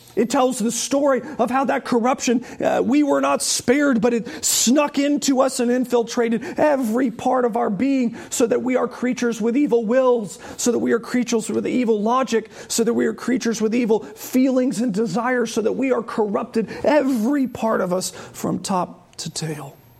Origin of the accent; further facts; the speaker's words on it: Charlotte, North Carolina, United States; I remember as a child actually growing up in Charlotte